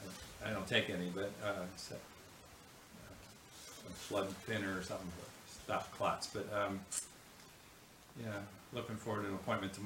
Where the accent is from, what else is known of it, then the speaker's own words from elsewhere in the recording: Concord, California, United States; moved away as an adult; I was raised in the Bay Area and went through college and med school there and came over for internship, and so I've been here 50 years.